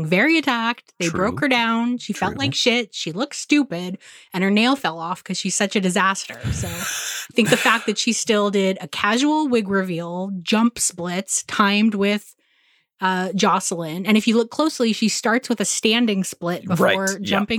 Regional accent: San Gabriel Valley, California, United States; someone who grew up a couple cities over from Azusa

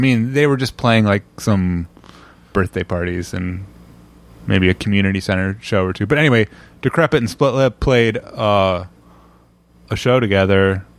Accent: Illinois, United States; born there; also born or lived in Indiana / Brussels; Well, I'm actually, I was born in Illinois and moved around a lot, but yeah. In 1989, I moved to Indiana.

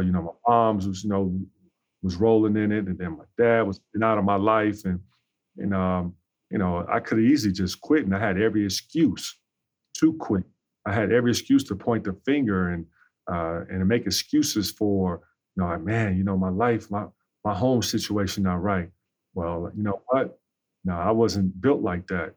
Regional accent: Chicago, Illinois, United States; Growing up on the South Side

